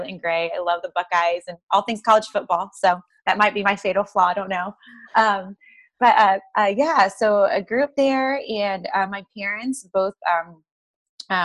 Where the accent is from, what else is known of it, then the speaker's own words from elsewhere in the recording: Columbus, Ohio, United States; born and raised in pretty much in Columbus, Ohio, right around it